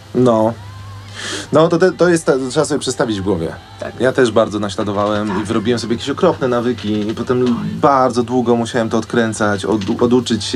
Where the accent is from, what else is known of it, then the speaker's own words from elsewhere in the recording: Wołomin, Masovian Voivodeship, Poland; ja jestem z Wołomina pod Warszawą